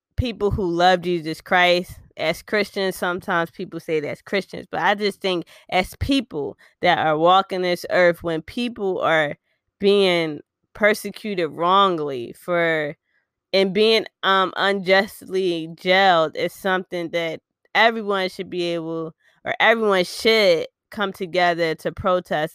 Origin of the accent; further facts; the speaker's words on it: Philadelphia, Pennsylvania, United States; we are from West Philly, Philly all day, every day out here